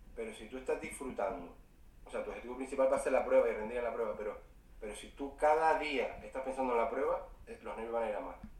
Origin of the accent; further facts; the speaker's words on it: Fuerteventura, Canary Islands, Spain; also born or lived in Vitoria-Gasteiz; yo vivo en Fuerteventura, soy de Fuerteventura pero estuve siete años viviendo en Vitoria, en Vitoria Gasteiz